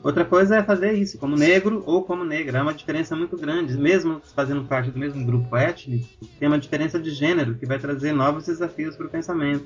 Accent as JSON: {"language": "Portuguese", "country": "Brazil", "said": "com a minha própria realidade como africano brasileiro"}